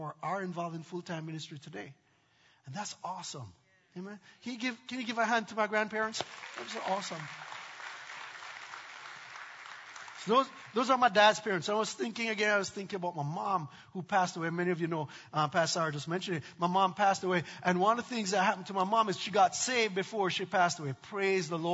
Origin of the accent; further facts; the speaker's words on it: Jamaica; moved away; I grew up in Jamaica